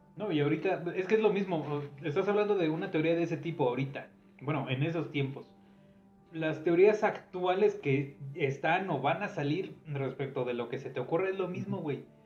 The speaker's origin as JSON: {"language": "Spanish", "country": "Mexico", "said": "somos mexicanos"}